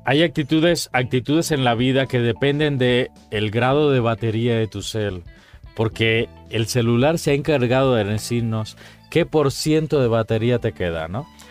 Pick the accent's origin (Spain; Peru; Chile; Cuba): Cuba; now in Mexico; Cuba, por ejemplo, mi país de origen, eh, porque mexicano soy de corazón, pero vengo de Cuba